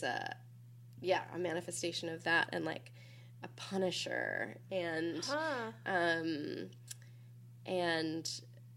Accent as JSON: {"language": "English", "region": "Minnesota", "country": "United States", "moved": "yes", "lives_now": "Philadelphia, United States", "said": "I'm from Minnesota, as you mentioned, and and as I mentioned, come from like church tradition"}